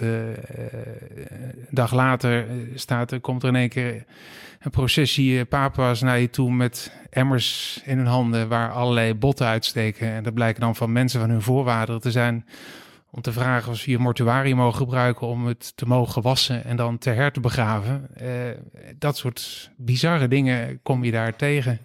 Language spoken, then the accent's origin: Dutch; Steenderen, Gelderland, Netherlands; moved away as an adult; also born or lived in Rotterdam / Amsterdam; Ik ben opgegroeid in Steeneren. Wie kent het niet? Dat is een klein dorpje in de Achterhoek